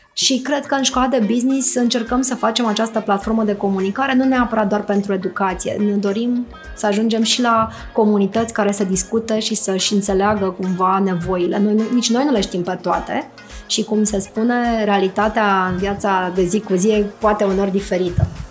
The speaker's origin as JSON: {"language": "Romanian", "region": "Bucharest", "country": "Romania", "said": "sunt bucureștean"}